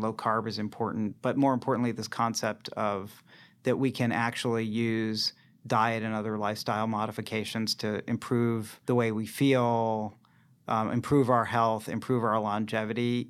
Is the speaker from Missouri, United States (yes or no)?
no; Boston, Massachusetts, United States; now in San Francisco, United States; I'm from the Boston area